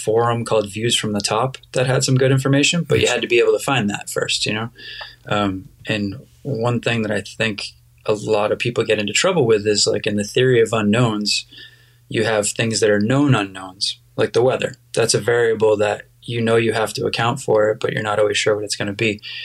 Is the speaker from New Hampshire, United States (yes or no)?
yes; New Hampshire, United States; also born or lived in Cape Cod, Massachusetts; I grew up in New Hampshire. I was born on Cape Cod, but my family moved up to the Lake Winnipesaukee area when I was about 5 years old, so I definitely consider myself a New Hampshire kid.